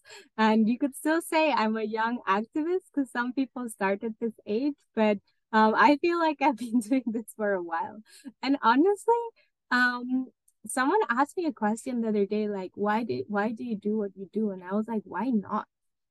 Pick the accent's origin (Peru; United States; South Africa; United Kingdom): Peru; moved away as an adult; also born or lived in France; I was born in Peru, which is in South America. And I grew up there.